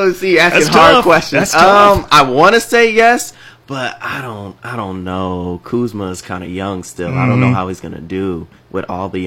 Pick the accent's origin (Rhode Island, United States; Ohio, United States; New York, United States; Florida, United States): Florida, United States; Miami; also born or lived in Atlanta, Georgia / Beloit, Wisconsin; now in Marquette, United States; So I grew up in Miami, and then I moved to Atlanta, Georgia for a little bit. So I'm down in the South for a while, and then I went to college at Beloit College in Wisconsin.